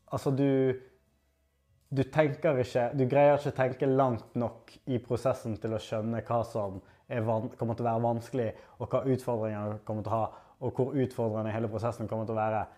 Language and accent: Norwegian; Norway; Jeg har vært heldig nok å bli født og oppvokst i Norge